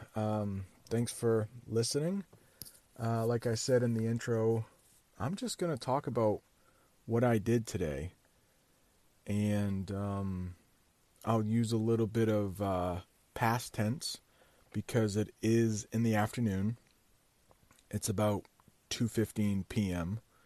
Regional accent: United States; I'm an American

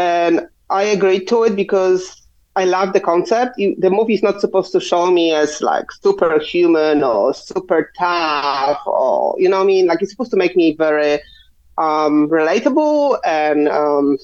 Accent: Poland; English is a second language; now in Ohio, United States

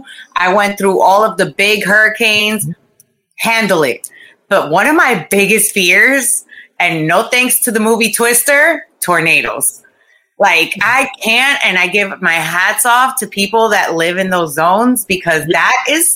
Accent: Costa Rica; also born or lived in Florida; now in United States; I've lived in Florida most of my whole life. So I've been, and I grew up in Costa

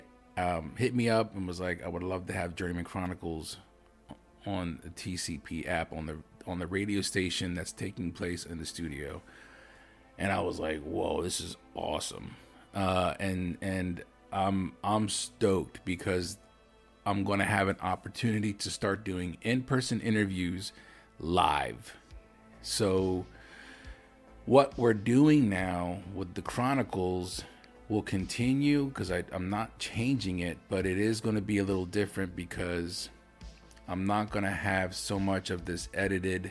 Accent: Lancaster, Pennsylvania, United States; moved away; we're both from Lancaster City. That's like my home

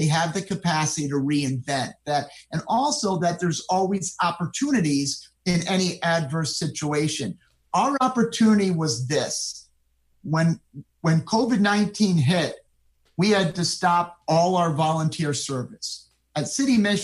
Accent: Rotterdam, New York, United States; I grew up in Rotterdam, which is a town in Schenectady County.

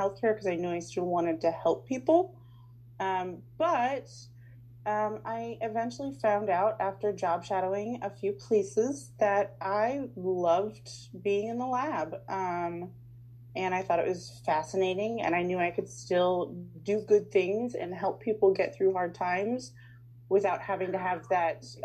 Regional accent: Lincoln, Nebraska, United States; also born or lived in Unadilla, Nebraska; I have been born and raised in Lincoln, Nebraska, lived here my whole life

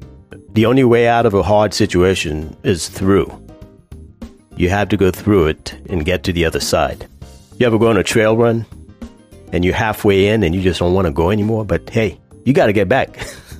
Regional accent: Virginia, United States; I'm from Virginia, and I run for health and fitness.

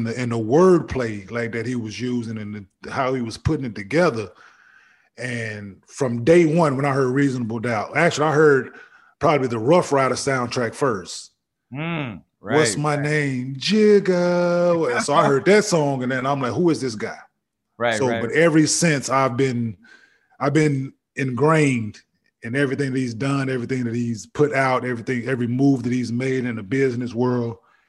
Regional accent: Dallas, Texas, United States; moved away as an adult; I'm from Dallas, of course.

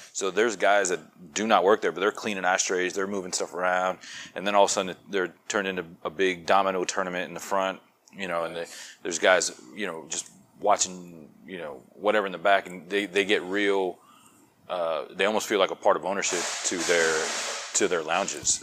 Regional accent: Florida, United States; accent: New York; also born or lived in New York / Georgia / Maryland; now in Texas, United States; I was born in New York, raised in Florida. I lived in Georgia for a while

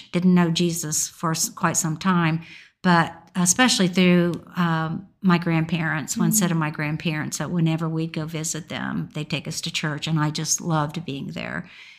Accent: Indiana, United States; No, I was born in Indiana. And I've just moved all over the country. I mean, I spent the first 18 years of my life, well, no, 22, just within 18 miles of my home.

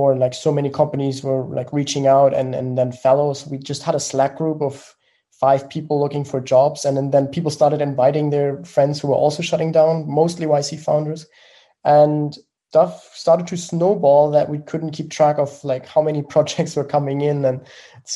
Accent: Germany; accent: German; English is a second language; I'm from Germany, as you may have heard from the accent

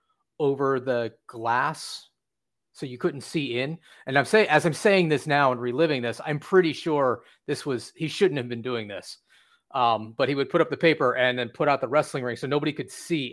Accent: Sterling, Virginia, United States; moved away as an adult; now in Orlando, United States; I was born in Virginia Beach. And then in 1983, I moved to Sterling, Virginia, which is in Loudoun County.

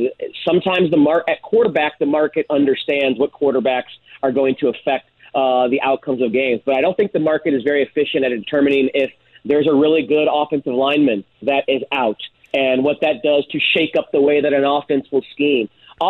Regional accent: St. Louis, Missouri, United States; now in Las Vegas, United States; Very happy and excited to be on in my hometown, up a little early out here in Vegas, but happy for all the friends and fan out there in St. Louis to hear me talk this morning.

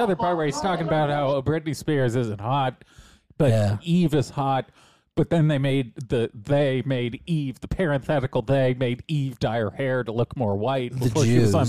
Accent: Los Angeles, California, United States; we both grew up in Hollywood.

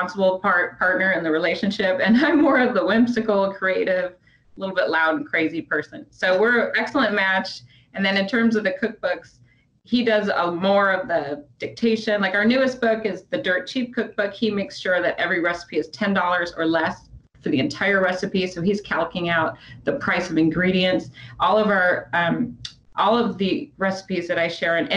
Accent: Midwest, United States; I was from the Midwest

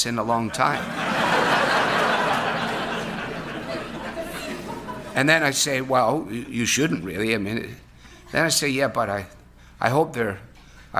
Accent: Glasgow, Scotland, United Kingdom; moved away; Growing up in Scotland on the River Clyde in Glasgow

